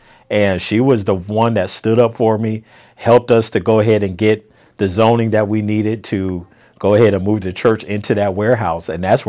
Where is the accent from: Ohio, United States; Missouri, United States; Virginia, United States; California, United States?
California, United States; San Francisco; now in McDonough, United States; I'm from San Francisco.